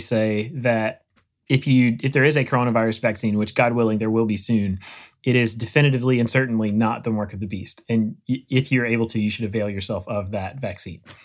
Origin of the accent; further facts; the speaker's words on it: Eastern North Carolina, United States; moved away; I grew up in Eastern North Carolina in A C C country